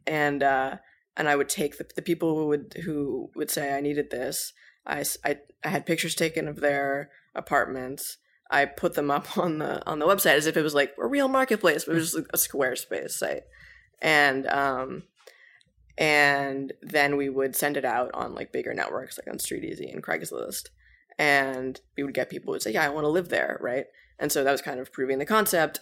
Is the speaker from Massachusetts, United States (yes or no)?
yes; Cambridge, Massachusetts, United States; moved away as an adult; now in New York City, United States; I grew up in Cambridge, Massachusetts